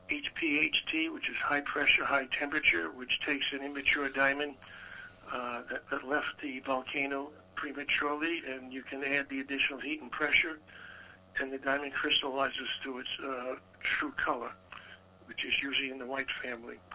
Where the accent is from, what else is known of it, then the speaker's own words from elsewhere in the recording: New York, United States; I'm originally from New York.